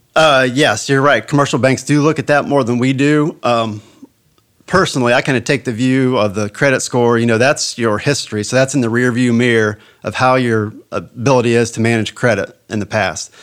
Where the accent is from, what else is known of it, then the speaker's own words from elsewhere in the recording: United States; I was born and raised in Hardin County on a family farm, and I still live there today